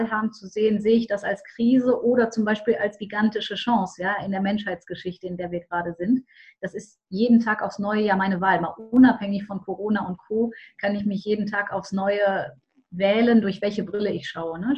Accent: Düsseldorf, North Rhine-Westphalia, Germany; das hast du schon verraten. Ich komme aus Düsseldorf, bin spirituelle Unternehmerin

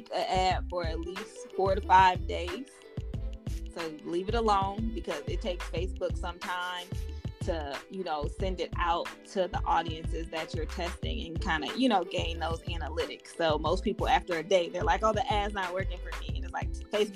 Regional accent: Michigan, United States; I'm from Michigan

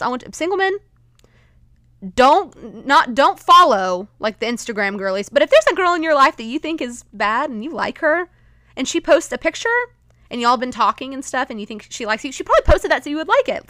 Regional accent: Texas, United States; as a Texan

